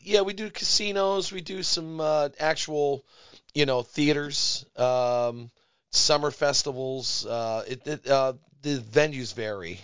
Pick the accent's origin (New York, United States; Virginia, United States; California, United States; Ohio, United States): Ohio, United States; Brook Park; growing up in Brook Park, there's a l, a lot of garage bands